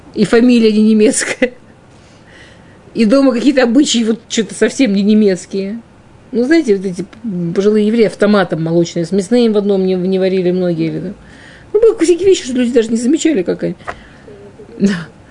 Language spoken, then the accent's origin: Russian; Russia; в пригороде, ну, там, на окраине